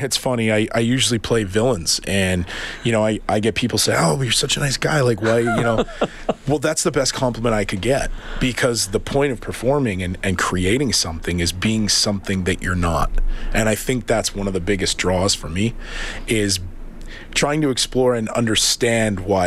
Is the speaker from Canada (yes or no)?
yes; Edmonton, Alberta, Canada; moved away as an adult; also born or lived in Spruce Grove, Alberta; now in Los Angeles, United States; I lived in Edmonton on the West End there till sixth grade. and then went to Spruce and finished high school there, Spruce Grove.